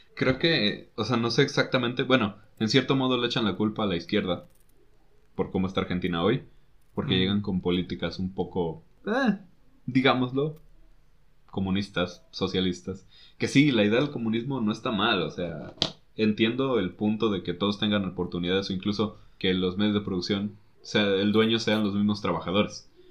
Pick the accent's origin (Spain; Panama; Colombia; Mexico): Mexico